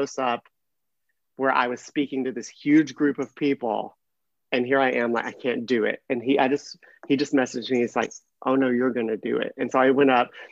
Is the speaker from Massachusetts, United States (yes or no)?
no; Mississippi, United States; moved away as an adult; now in California, United States; I grew up in Mississippi